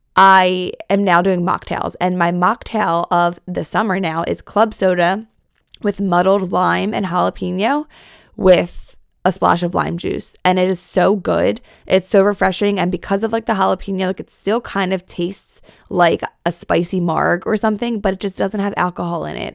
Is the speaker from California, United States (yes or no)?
no; Philadelphia, Pennsylvania, United States; also born or lived in New York; I'm a Philly girl at heart